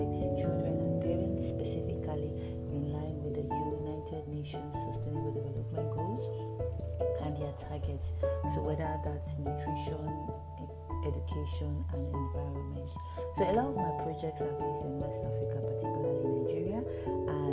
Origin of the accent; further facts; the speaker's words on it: Warri, Delta, Nigeria; also born or lived in Sokoto, Nigeria; Raised in Warri Delta State, Nigeria.